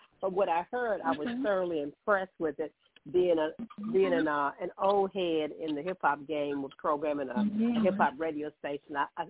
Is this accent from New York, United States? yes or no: no; Columbus, Mississippi, United States; also born or lived in Hattiesburg, Mississippi; I'm from Columbus, Mississippi. Spent 13 years in Hattiesburg, Mississippi.